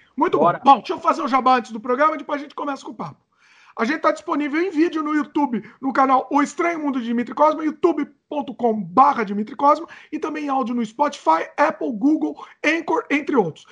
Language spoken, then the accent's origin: Portuguese; Brazil; moved away; sempre quando eu volto pro Brasil